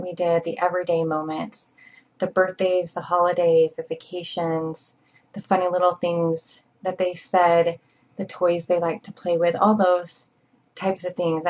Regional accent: Provo, Utah, United States; I'm from Provo, Utah

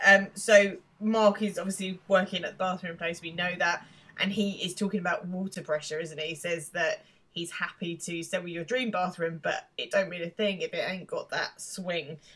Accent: England, United Kingdom; being English

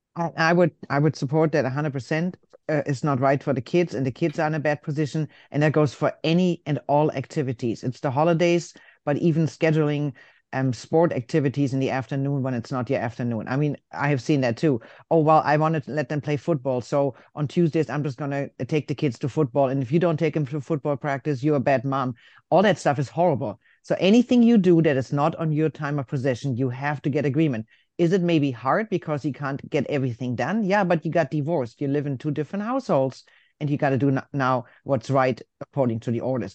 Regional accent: Germany; moved away; I'm from Germany

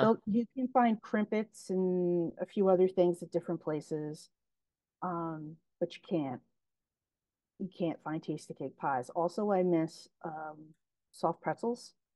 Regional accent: Philadelphia, Pennsylvania, United States; I grew up in Frankfurt

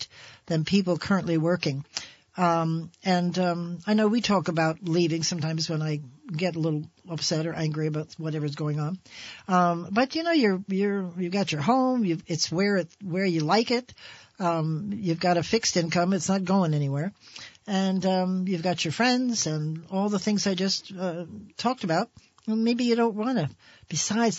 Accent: New Jersey, United States; now in Vermont, United States; New Jersey, which is my home state.

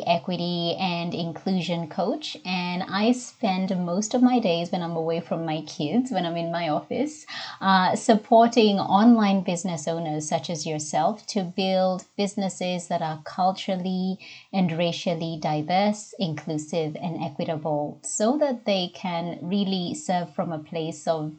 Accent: Nairobi, Kenya; accent: Kenyan; English is a second language; moved away as an adult; now in Australia; So born and bred in Nairobi, Kenya, and came over to Australia about 20 over 20 years now ago as an international student.

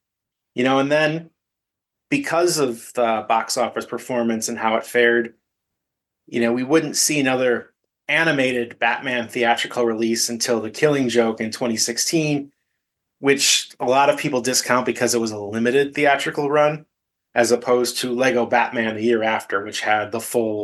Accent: Chicago, Illinois, United States; I'm from the Chicagoland area

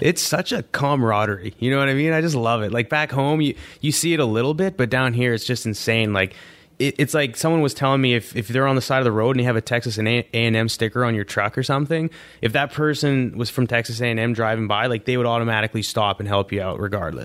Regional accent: Canada; growing up in Canada, I didn't even know what an Alouette was

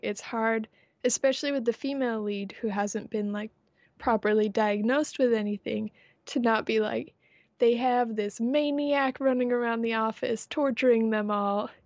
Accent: United States; I am American

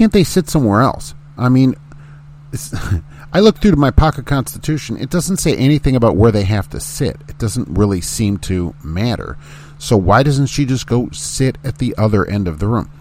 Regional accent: Indiana, United States; this is my home state

